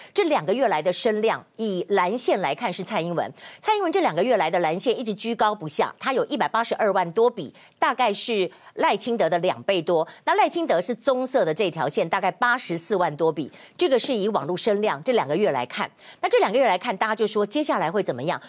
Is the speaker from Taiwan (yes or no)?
yes; Kaohsiung, Taiwan; 我们高雄